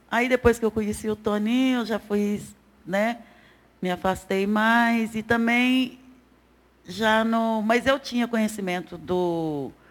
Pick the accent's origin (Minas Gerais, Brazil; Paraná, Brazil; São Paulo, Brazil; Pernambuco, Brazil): Minas Gerais, Brazil; Belo Horizonte; Eu sou de Belo Horizonte, nascida e criada aqui